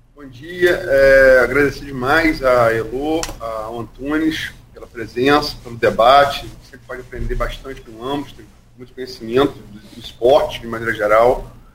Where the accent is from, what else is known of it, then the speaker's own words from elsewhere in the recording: Brazil; Sou brasileiro